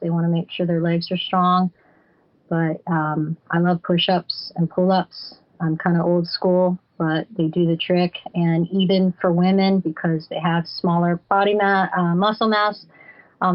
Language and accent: English; Flagler Beach, Florida, United States; my hometown of Flagler Beach